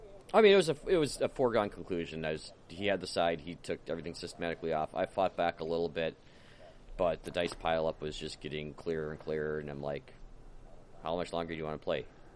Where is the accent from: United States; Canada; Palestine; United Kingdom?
United Kingdom; I'm like, I'm British.